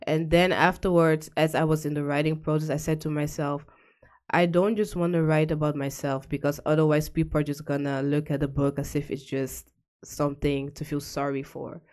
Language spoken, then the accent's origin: English; The Hague, South Holland, Netherlands; moved away as an adult; now in Almere, Netherlands; I was born and raised in The Hague